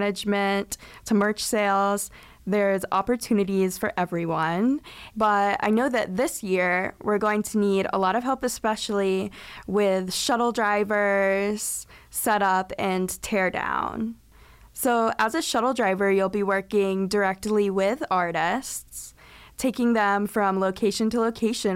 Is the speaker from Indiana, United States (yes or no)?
yes; Bloomington, Indiana, United States; I grew up in Bloomington, and I've been around Lotus my whole life